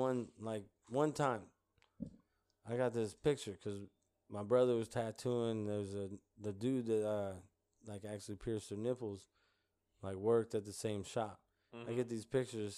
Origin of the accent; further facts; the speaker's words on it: Mississippi, United States; it was like a 300 trailer park on like the swamps of Mississippi